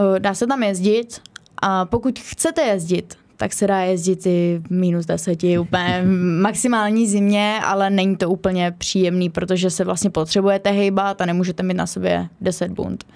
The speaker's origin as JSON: {"language": "Czech", "town": "Kostelec nad Orlicí", "region": "Hradec Králové Region", "country": "Czechia", "said": "A trénu u nás v Kostelci na Torlicí"}